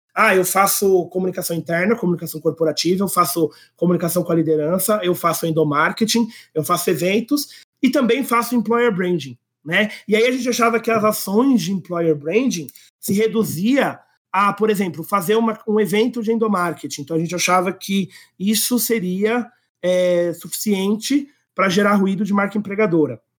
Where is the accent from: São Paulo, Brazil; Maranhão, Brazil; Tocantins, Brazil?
São Paulo, Brazil; Eu sou aqui paulistano mesmo, nasci em São Paulo